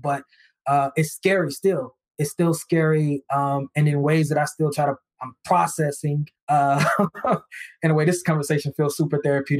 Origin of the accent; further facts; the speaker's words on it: the South, United States; I grew up in the South, so of course I'm big on church